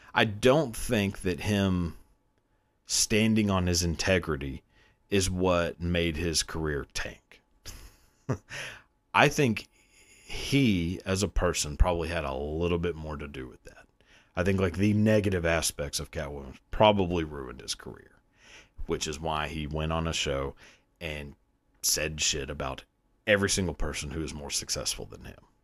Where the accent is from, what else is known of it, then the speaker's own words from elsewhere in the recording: the South, United States; growing up in the South, you know, like all blue collar